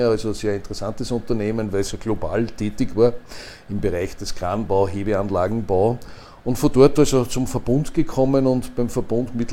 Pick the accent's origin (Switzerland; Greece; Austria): Austria; Upper Austria; born there; Also ich bin geborener Oberösterreicher, habe in Wien studiert, Maschinenbau, Betriebswissenschaften